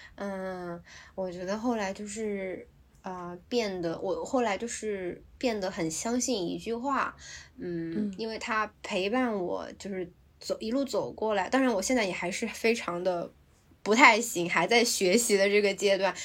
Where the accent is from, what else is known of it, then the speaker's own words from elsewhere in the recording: China; now in Hong Kong; 我们组里只有我一个中国人